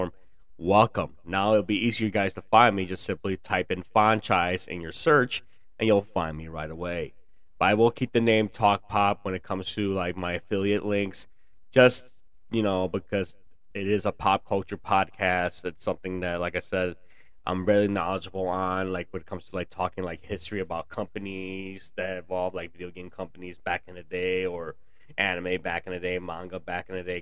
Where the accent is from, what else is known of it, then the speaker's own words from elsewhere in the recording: Chicago, Illinois, United States; I was born in Chicago, so I currently live in the burbs of the Chicagoland area.